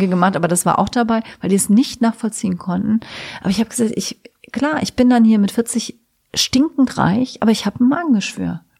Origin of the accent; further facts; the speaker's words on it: Trier, Rhineland-Palatinate, Germany; Ich komme ja aus Trier, ne?